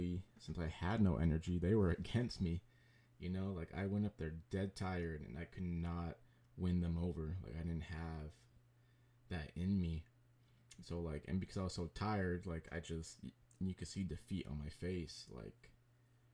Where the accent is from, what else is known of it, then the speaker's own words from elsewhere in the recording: San Jose, California, United States; born and raised in San Jose, did the majority of my stuff in San Jose